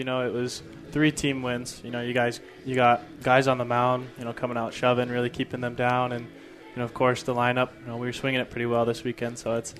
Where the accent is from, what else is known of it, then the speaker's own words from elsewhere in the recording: Southern California, United States; I'm from Southern California, so that heat, I'm used to it